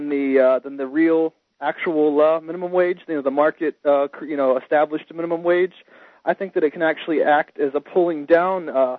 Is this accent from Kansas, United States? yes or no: no; Maryland, United States; I was raised in Maryland, which is a very liberal state.